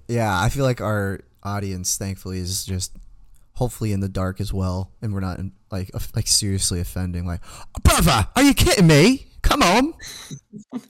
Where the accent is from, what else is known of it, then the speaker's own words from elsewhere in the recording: United States; we're from America